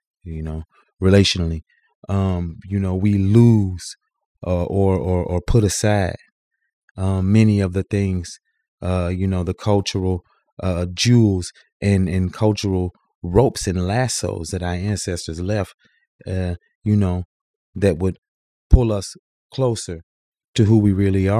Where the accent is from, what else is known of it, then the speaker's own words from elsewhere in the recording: Mississippi, United States; as a Southerner, as a Mississippian